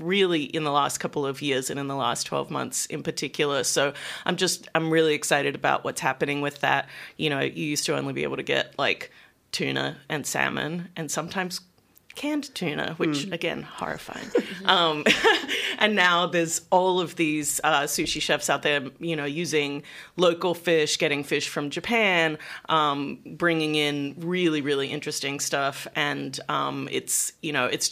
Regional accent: Australia; moved away as an adult; also born or lived in United States; I grew up in Australia and then went to the US for 20-something years.

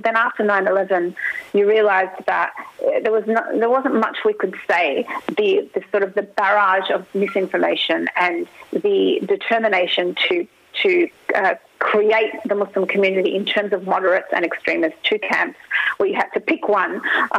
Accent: Australia; when I was growing up in the 90s, you know, and in the 80s, that I didn't experience marginalisation

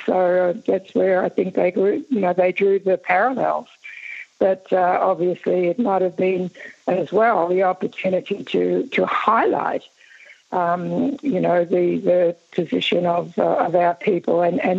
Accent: Cummeragunja, New South Wales, Australia; moved away; also born or lived in Mooroopna, Victoria; I wasn't born on Cummerganja, but my family came from there. I grew up on Cummerganja, sort of going backwards and forwards, but I was born at Marupna.

